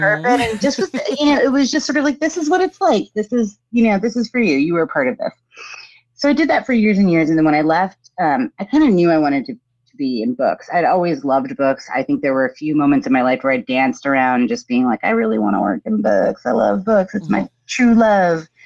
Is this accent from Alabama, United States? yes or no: no; New Jersey, United States; also born or lived in New York / Teaneck, New Jersey / Montclair, New Jersey; I was born in New York, grew up in New Jersey